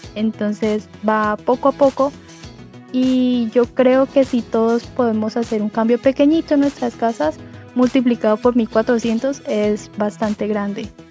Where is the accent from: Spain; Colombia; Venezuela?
Colombia; Garzón, Huila; also born or lived in Neiva, Huila; now in Guangzhou, China; Nací en Neibahuila y me crié en Garzón. Actualmente soy una colombiana residente en la ciudad de Guangzhou, en China